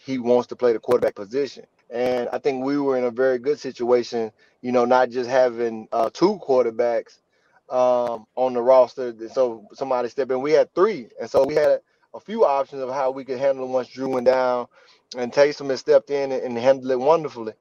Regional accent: Mississippi, United States; I'm from Mississippi.

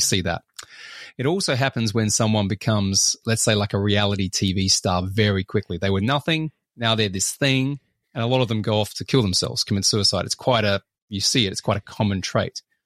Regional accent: Australia; I'm Australian

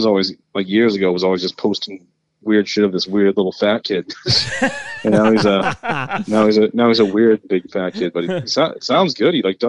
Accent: New England, United States

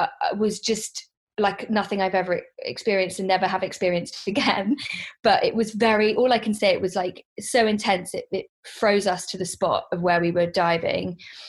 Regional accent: Hong Kong; also born or lived in London, United Kingdom; I actually work in the pharmaceutical industry, and I grew up in Hong Kong. I was born in London, but I grew up most of my life in Hong Kong.

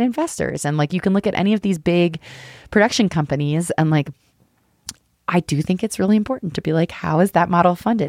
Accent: Colorado, United States; I'm from Colorado

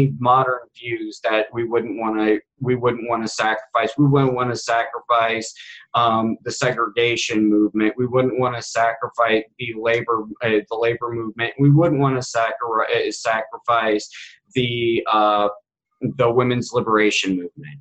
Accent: United States; I'm an American Indian Federalist

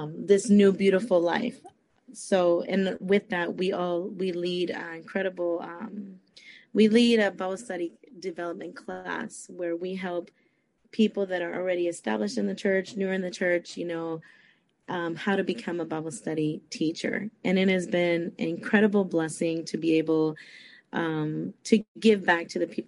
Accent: San Francisco, California, United States; moved away as an adult; also born or lived in Costa Rica; now in Fort Myers, United States; I was born in Costa Rica, but I was raised in San Francisco, California. But I have been in Florida for many years now. Right now at the moment, I live in Fort Myers, Florida

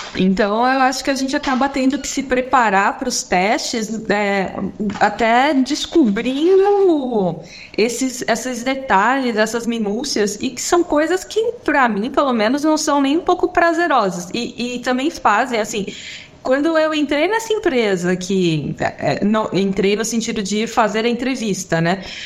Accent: São Paulo, Brazil; now in Florianópolis, Brazil; hoje em dia eu moro em Florianópolis, apesar de que eu sou de São Paulo

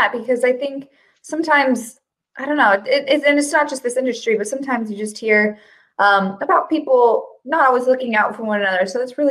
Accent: Colorado, United States; like I mentioned, I'm from Colorado.

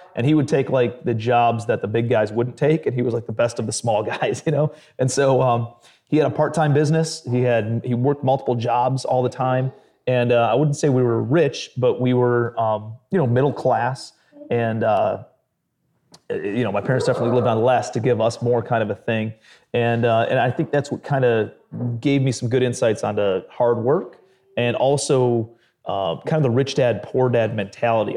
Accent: Cleveland, Ohio, United States; grew up in blue collar Cleveland, Ohio.

